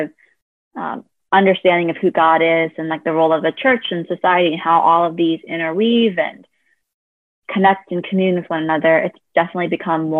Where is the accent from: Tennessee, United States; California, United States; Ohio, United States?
California, United States; also born or lived in South Korea; I was adopted from South Korea and raised in the US, specifically California